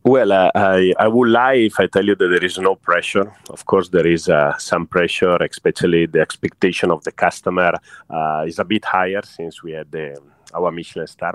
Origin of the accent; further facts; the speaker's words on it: Italy; now in Singapore; I'm Italian